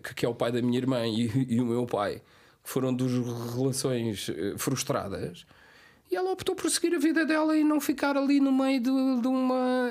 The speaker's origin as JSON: {"language": "Portuguese", "country": "Cape Verde", "moved": "yes", "said": "ir para Cabo Verde e estar uh, os meus últimos dias na minha terra"}